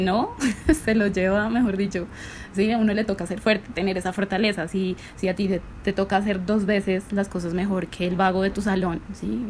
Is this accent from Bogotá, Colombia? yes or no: yes; Bogotá, Colombia; yo soy eh, de Bogotá